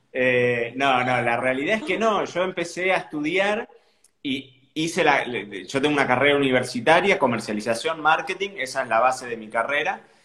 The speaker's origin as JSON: {"language": "Spanish", "town": "Carlos Casares", "region": "Buenos Aires Province", "country": "Argentina", "tie": "born or raised there", "also_born_or_lived": "Santa Rosa, La Pampa", "moved": "as an adult", "lives_now": "Marbella, Spain", "said": "Yo nací en Buenos Aires, pero me crié en, una ciudad que se llama Carlos Casares, que está como unos 300 kilómetros fuera de, Buenos Aires"}